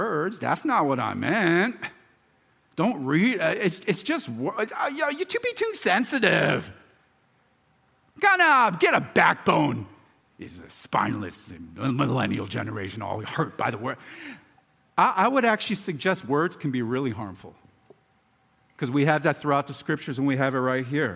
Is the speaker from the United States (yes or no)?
yes; Philadelphia, Pennsylvania, United States; now in Baltimore, United States; I'm from Philadelphia, and I'm now, obviously, I'm a homer in Baltimore.